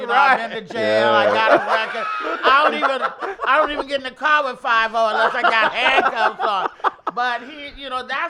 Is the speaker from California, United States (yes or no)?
yes; Oakland, California, United States; also born or lived in Arkansas; So that we're all from Oakland.